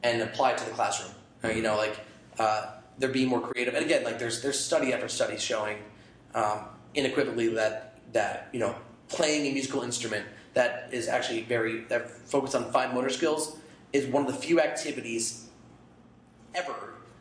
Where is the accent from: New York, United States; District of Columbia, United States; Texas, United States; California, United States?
New York, United States; Albany; moved away as an adult; now in Portland, United States; I'm from Albany, New York